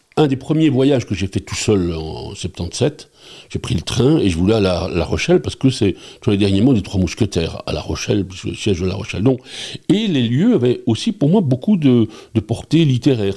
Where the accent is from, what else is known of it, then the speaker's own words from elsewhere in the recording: Charleroi, Wallonia, Belgium; also born or lived in Namur / Nivelles; je suis de Ransard. C'est ici que euh, je me souviens des amis d'enfance